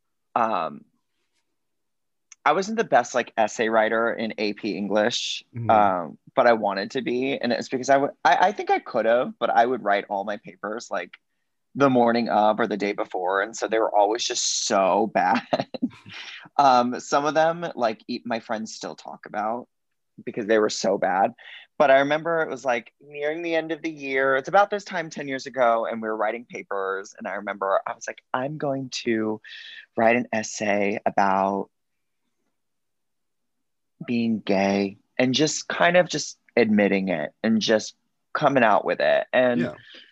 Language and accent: English; Cape Coral, Florida, United States; I grew up in Cape Coral, Florida